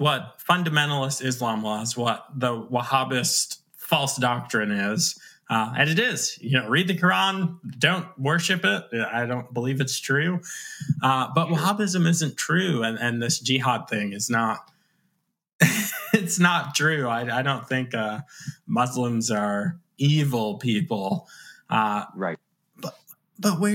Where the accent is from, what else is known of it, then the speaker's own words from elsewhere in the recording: New York, United States; I was born in New York